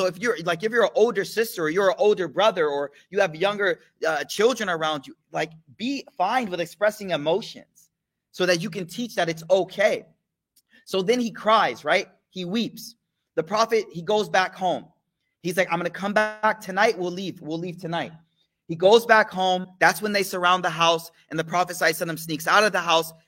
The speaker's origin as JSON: {"language": "English", "country": "United States", "said": "as an American young man"}